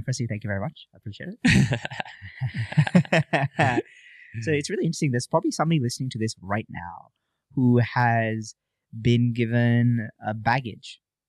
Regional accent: Malaysia; born or raised there; now in Gold Coast, Australia

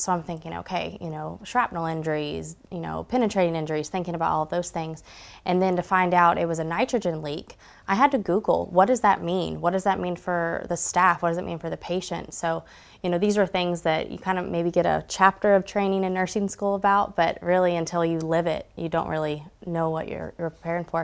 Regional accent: Georgia, United States; also born or lived in Dahlonega / Gainesville / Suwanee; I grew up in Georgia.

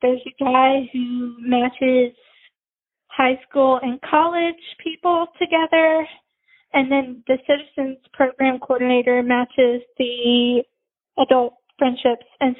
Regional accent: Nashville, Tennessee, United States; also born or lived in Brentwood, Tennessee; I was born in Nashville. So I've lived in Nashville. I've lived in Brentwood like my whole life.

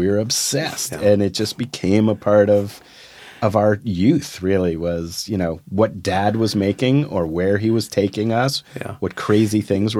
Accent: Morristown, New Jersey, United States; we grew up in Morristown, 45 minutes from New York.

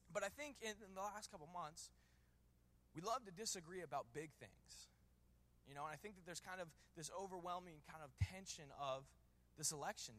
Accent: Washington, District of Columbia, United States; I grew up in D.C.

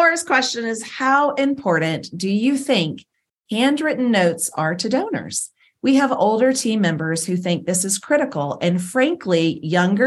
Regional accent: outside of Columbia, South Carolina, United States; I grew up in South Carolina, not far from you, actually, outside of Columbia, South Carolina

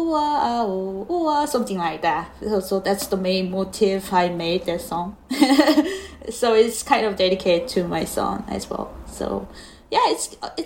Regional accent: South Korea; English is a second language; moved away as an adult; also born or lived in Seoul / New York; now in United States; I was born in Korea.

